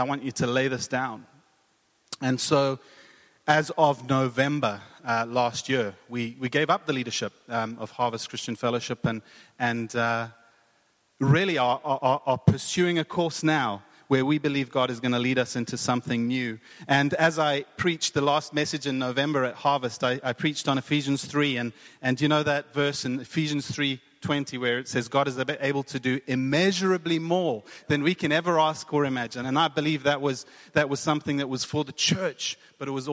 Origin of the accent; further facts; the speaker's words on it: South Africa; moved away as an adult; also born or lived in Cape Town, South Africa / Boca Raton, Florida, United States; now in Hamilton, United Kingdom; I'm from South Africa. You can probably hear the accent